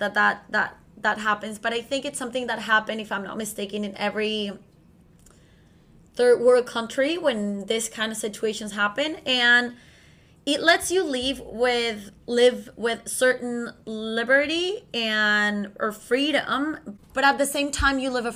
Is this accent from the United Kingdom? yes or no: no; Venezuela; moved away; I come from Latin America, specifically from Venezuela, which is located in South America